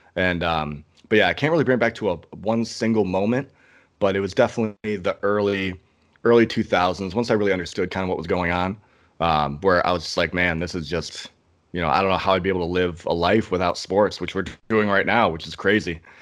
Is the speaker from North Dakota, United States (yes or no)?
no; Ann Arbor, Michigan, United States; my hometown